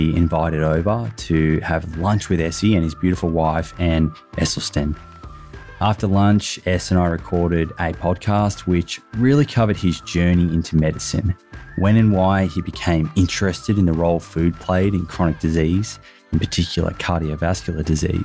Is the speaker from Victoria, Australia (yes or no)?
yes; Melbourne, Victoria, Australia; accent: Australian; now in Sydney, Australia; as you may have already picked up from my accent, I am Australian. I currently live in Sydney, but I was born in Melbourne.